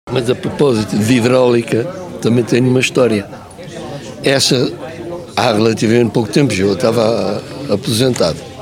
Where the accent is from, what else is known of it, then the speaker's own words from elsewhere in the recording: Portugal; você é, é português. Digo assim, sou